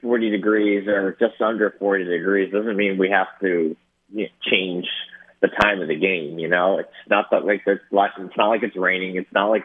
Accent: Cape Cod, Massachusetts, United States; moved away; I'm a Boston guy. I guess. I mean, I'm from Cape Cod, Massachusetts

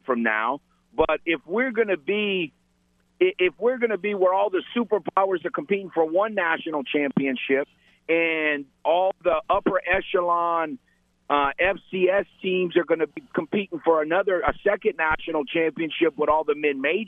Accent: Lafayette, Louisiana, United States; I grew up in Lafayette and went to UL

